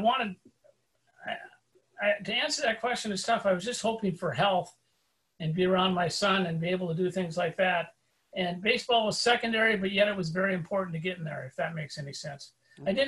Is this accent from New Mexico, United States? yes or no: no; South Dakota, United States; moved away; I grew up on the Twins in the 60s, growing up in South Dakota